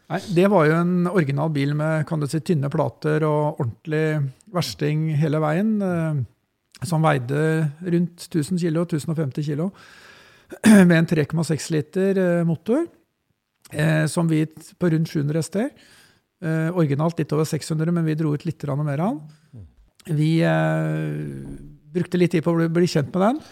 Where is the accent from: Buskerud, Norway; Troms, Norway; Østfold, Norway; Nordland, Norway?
Østfold, Norway; Askim; Jeg vokste opp på bygda i Askim